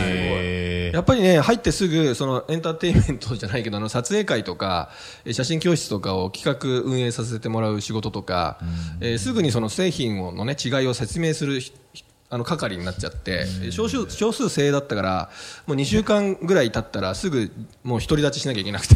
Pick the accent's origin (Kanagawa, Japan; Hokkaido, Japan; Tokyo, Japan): Tokyo, Japan; Fukagawa, Koto; 東京都深川です。江東区のね